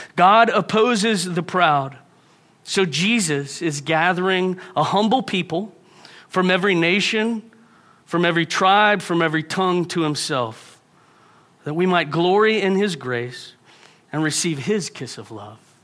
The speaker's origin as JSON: {"language": "English", "town": "Houston", "region": "Texas", "country": "United States", "tie": "born or raised there", "moved": "yes", "said": "I grew up in Houston. If you've been to Houston, it's a great place to be from."}